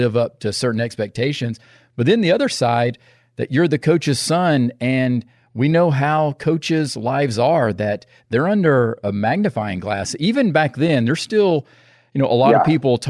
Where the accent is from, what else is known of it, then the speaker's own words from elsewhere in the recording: the South, United States; also born or lived in San Diego; growing up in the South